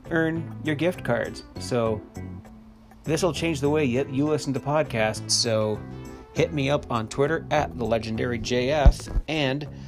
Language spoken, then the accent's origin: English; Canada; hey, me being a Canadian, I think it's time that Tim Hortons gets in on this.